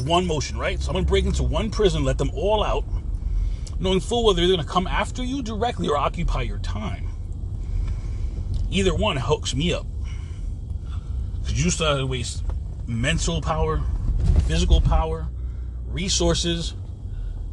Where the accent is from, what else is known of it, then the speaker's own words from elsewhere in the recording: United States; also born or lived in Florida; I'm an American made American